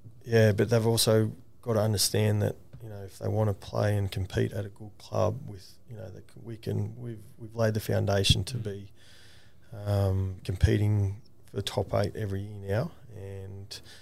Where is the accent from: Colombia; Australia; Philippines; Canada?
Australia; New South Wales; now in Queensland, Australia; I'm from New South Wales, so I'm a Blue